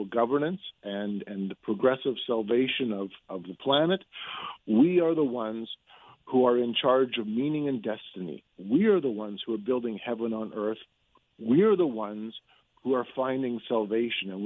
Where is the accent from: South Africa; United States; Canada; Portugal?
Canada; Manitoba; I'm from Manitoba.